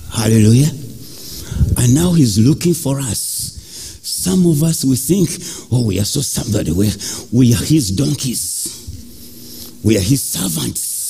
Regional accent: Uganda; I grew up in Africa

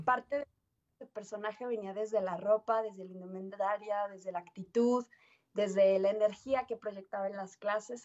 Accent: Mexico City, Mexico; now in Aguascalientes, Mexico; soy nacida en Ciudad de México

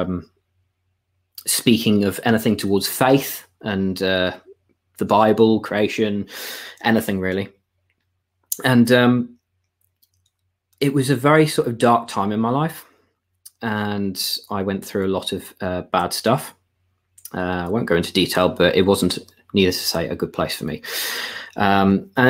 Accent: York, Yorkshire and the Humber, United Kingdom; I was born and raised in York

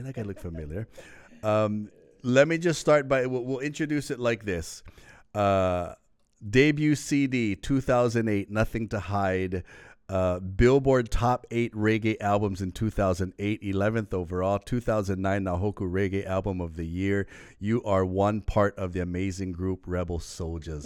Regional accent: Lanai, Hawaii, United States; now in Oahu, United States; I was from Lanai

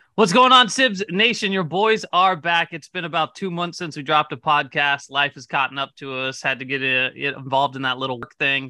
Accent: Northern California, United States; we are from Northern California

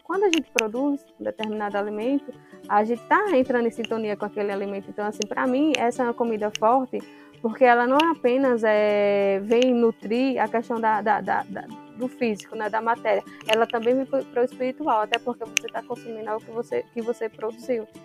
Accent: Potiguara territory, Paraíba, Brazil; nós, enquanto potiguara

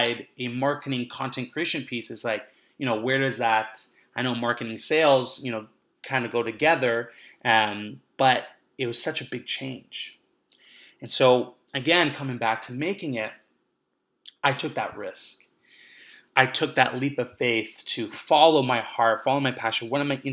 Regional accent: Vancouver, British Columbia, Canada; now in Montreal, Canada; I'm coming to you right now from Montreal, but I grew up in Vancouver.

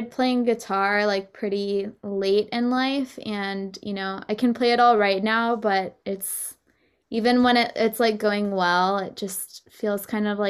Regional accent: Texas, United States; moved away; I'm from Texas

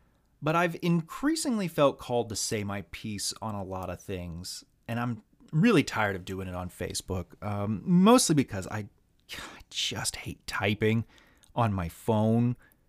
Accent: the South, United States; I am a Southerner. I was born and raised entirely in the South. I don't feel like I identify as Southern. In fact, a staggering number of people that I meet think I'm from the Midwest with this voice that I have. As you can tell, I never picked up the accent.

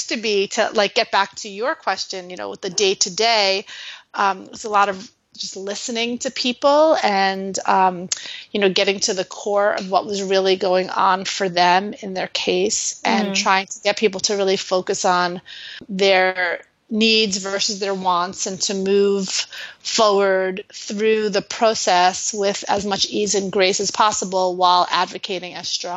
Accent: New York City, New York, United States; I'm originally from New York City.

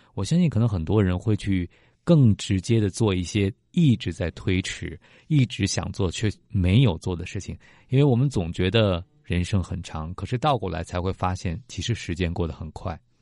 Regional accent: China; 我们中国人

